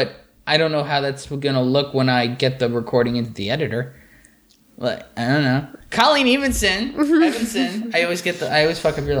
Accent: New York, United States; born or raised there; moved away as an adult

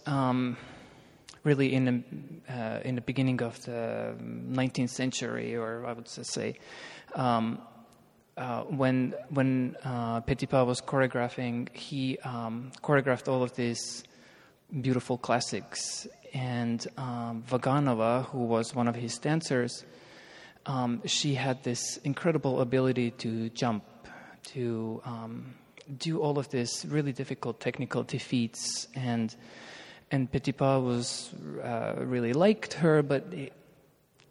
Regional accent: Estonia; moved away as an adult; also born or lived in Birmingham; I was born in Estonia and trained in Estonia

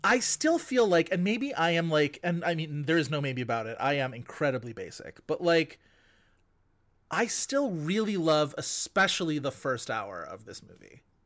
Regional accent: Buffalo, New York, United States; I grew up in Buffalo

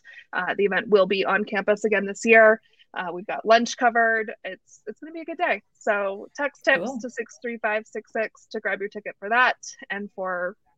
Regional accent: Portland, Maine, United States; moved away; also born or lived in Freeport, Maine; I lived in Freeport until I was 6 years old. I was born in Portland. And my parents are two towns over from Freeport.

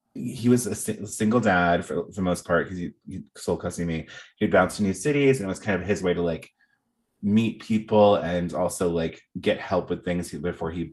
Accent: Arkansas, United States; I grew up in Arkansas

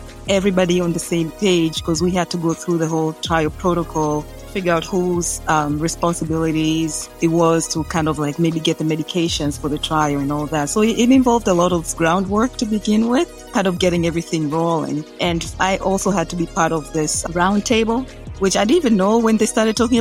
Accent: Tanzania; moved away as an adult; also born or lived in Arkansas / Dominica / New York City; now in United States; I was born and raised in Tanzania

